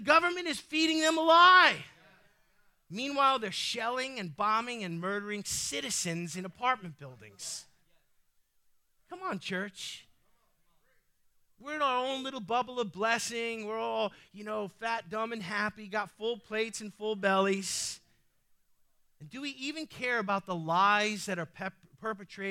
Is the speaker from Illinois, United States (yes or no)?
no; New York City, New York, United States; I might be saved, but I'm still Sicilian. I'm from the Bronx.